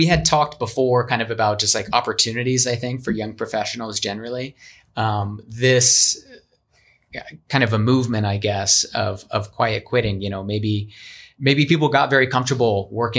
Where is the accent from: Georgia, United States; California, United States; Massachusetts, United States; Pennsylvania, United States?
Pennsylvania, United States; now in Arizona, United States; I came from Pennsylvania. A lot of people come from other places.